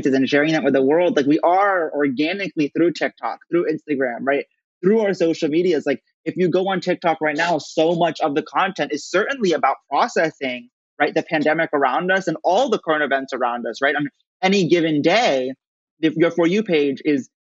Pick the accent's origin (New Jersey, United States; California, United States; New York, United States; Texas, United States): New Jersey, United States; Princeton; grew up in Princeton, New Jersey, which I consider to be the greatest town on earth, where I am right now